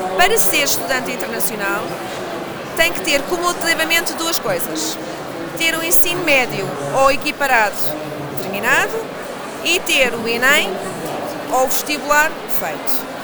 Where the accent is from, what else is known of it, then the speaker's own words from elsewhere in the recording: Lisbon, Portugal; eu sou lisboeta, portanto também posso ser lisboeta, nascida e criada